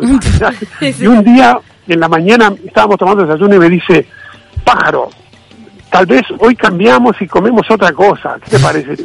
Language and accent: Spanish; Uruguay; nosotros los uruguayos